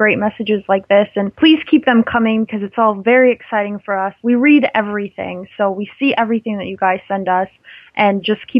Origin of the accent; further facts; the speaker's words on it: United States; and I'm from the United States